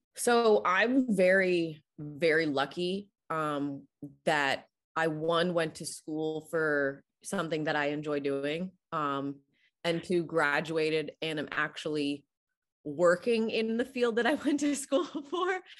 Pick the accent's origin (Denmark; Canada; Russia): Canada; growing up in Canada